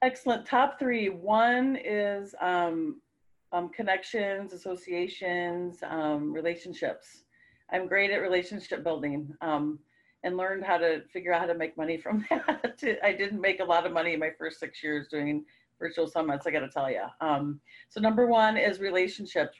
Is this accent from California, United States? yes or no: no; Minnesota, United States; We're from Minnesota